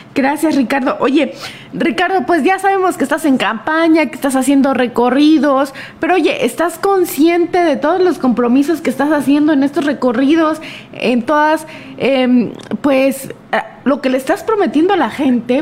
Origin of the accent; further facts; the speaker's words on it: Mexico; como mexicanos recordemos las hazañas históricas que hemos tenido